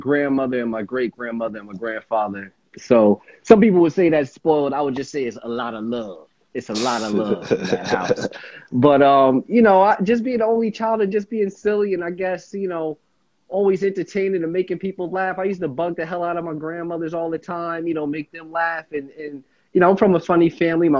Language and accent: English; Montclair, New Jersey, United States; I'm from Montclair, New Jersey